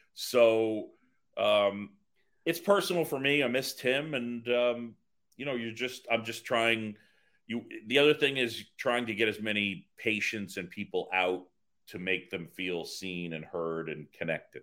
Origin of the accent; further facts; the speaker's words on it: New York City, New York, United States; also born or lived in Philadelphia; I grew up in New York City after moving from Philadelphia, and I moved to this little area. It's right in the middle of, right in the middle of the city called Roosevelt Island